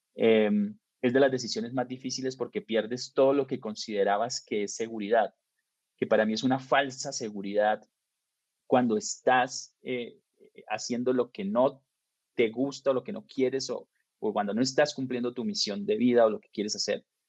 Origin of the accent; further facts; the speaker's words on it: Bucaramanga, Santander, Colombia; moved away as an adult; now in Mexico; soy colombiano y pues nací en Colombia, en una ciudad chica que se llama Bucaramanga